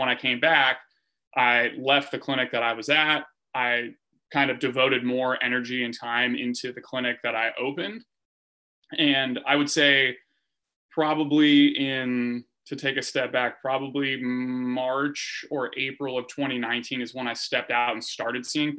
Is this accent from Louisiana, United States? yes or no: no; Northern California, United States; I'm from Northern California